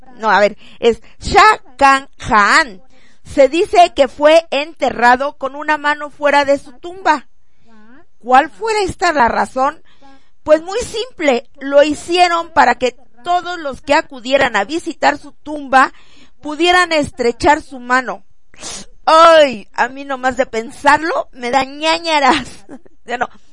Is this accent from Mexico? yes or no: yes; Jojutla, Morelos, Mexico; moved away; Jojutla, Morelos a mi tierra hermosa, a la poderosa zona